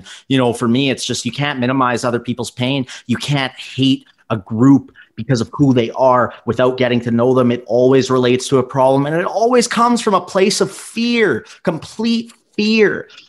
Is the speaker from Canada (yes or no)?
yes; Canada; growing up in Canada, of course there's issues, but very rich Asian community and culture here.